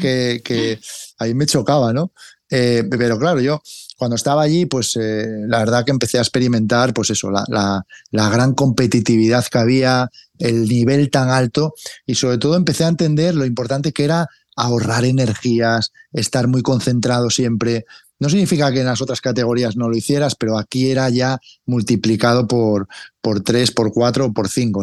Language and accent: Spanish; Cangas del Narcea, Asturias, Spain; now in Madrid, Spain; en mi pueblo, aquí en Cangas